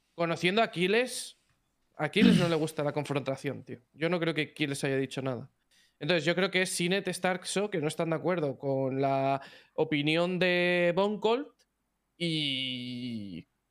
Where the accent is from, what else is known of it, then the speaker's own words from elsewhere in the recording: Spain; Los españoles vamos como. Somos como muy emocionales en ese aspecto.